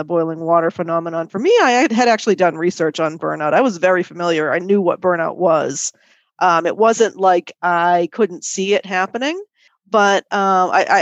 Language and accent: English; Boston, Massachusetts, United States; moved away as an adult; now in France; I'm from the Boston area